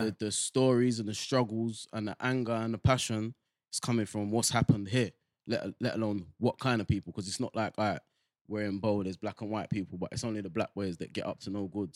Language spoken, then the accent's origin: English; London, United Kingdom; I come from Bow, yeah, and that's like, It's quite a multicultural place.